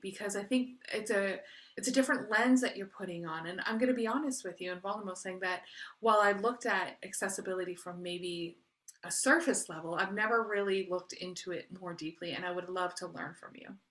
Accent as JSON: {"language": "English", "country": "Canada", "said": "I am Canadian, so I'm not a citizen of the U S"}